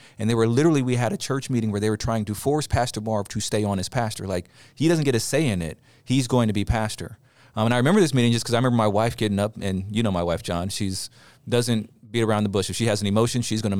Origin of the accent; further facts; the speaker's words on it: California, United States; the church I grew up in Southern California. It's traditionally a Black Baptist church.